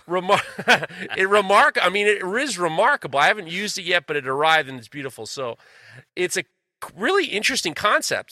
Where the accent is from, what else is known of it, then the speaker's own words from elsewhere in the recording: New York City, New York, United States; moved away; I grew up in New York City